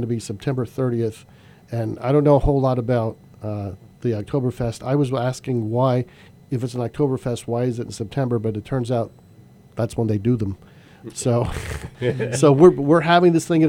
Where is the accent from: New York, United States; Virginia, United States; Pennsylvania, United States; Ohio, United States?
Pennsylvania, United States; Pottsville; I am from the Pottsville area.